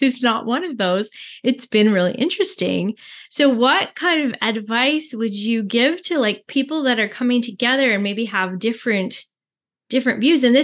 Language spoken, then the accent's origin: English; Canada; I'm French Canadian